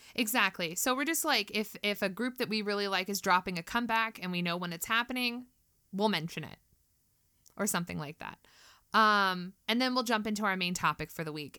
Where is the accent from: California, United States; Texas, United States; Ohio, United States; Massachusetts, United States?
California, United States; I'm also from California. Um, I still live here, though